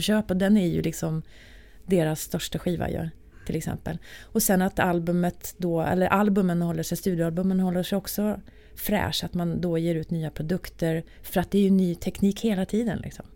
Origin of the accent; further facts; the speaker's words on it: Arvika, Värmland, Sweden; moved away as an adult; now in Stockholm, Sweden; när jag bodde då i Arvika, där jag kommer ifrån